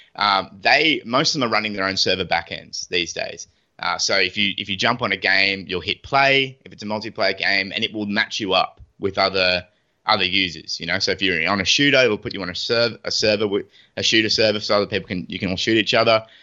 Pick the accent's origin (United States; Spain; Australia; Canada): Australia; us Aussies